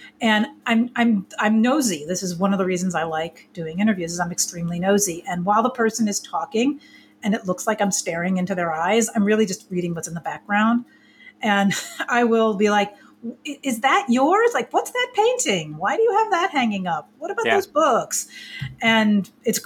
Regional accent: East Coast, United States; I'm from the East Coast

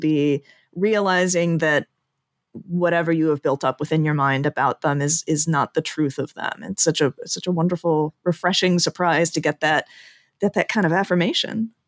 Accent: Chicago, Illinois, United States; also born or lived in Indiana / Ireland; born and raised in the Chicago area.

